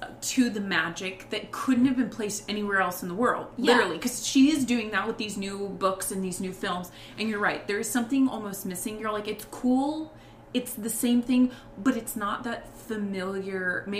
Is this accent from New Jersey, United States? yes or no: no; Arizona, United States; I grew up in Arizona, and everything is a cookie cutter. It's like three houses. They'll have 1, 2, 3, and then it just repeats. And it's like straight lines.